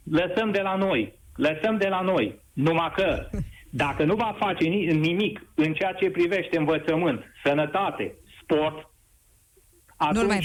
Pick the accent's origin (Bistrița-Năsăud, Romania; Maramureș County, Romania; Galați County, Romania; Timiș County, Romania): Timiș County, Romania; din punctul meu de vedere ca bănățean autentic, ne-a dezbinat urât. De ce? În altă, în altă ordine de idei, aici la Timișoara vreau să vă spun